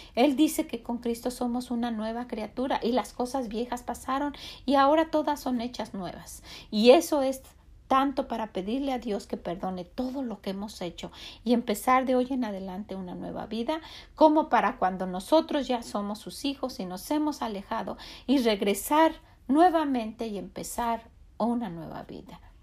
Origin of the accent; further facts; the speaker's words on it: Mexico; now in United States; nosotros como mexicanos